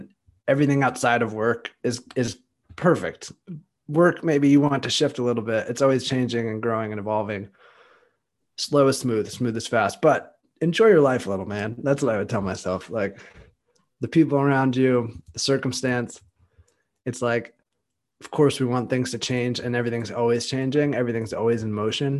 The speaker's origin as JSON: {"language": "English", "region": "California", "country": "United States", "moved": "as an adult", "lives_now": "Austin, United States", "said": "I'm from California, and I moved to Austin, Texas."}